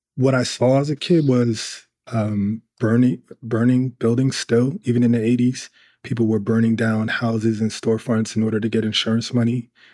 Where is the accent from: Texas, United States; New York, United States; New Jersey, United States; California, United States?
New Jersey, United States; Newark; in a city where that was known for um, car thefts when I was growing up